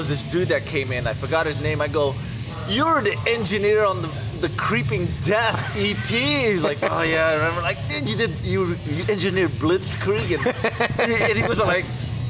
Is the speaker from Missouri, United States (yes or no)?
no; San Francisco, California, United States; I was from San Francisco